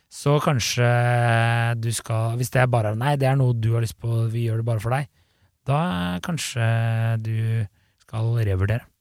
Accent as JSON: {"language": "Norwegian", "town": "Bærum", "region": "Akershus", "country": "Norway", "said": "Jeg er jo fra Bærum"}